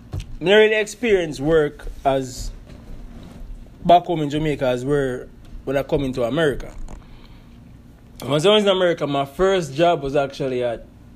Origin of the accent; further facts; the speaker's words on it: Mexico; now in United States; So me like consider as a Mexican over here, as the American would I put it.